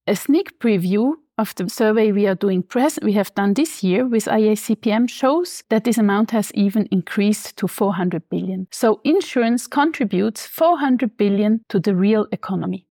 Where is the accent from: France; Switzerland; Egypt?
Switzerland; now in Frankfurt, Germany; I'm originally from Switzerland, living in Frankfurt at the moment.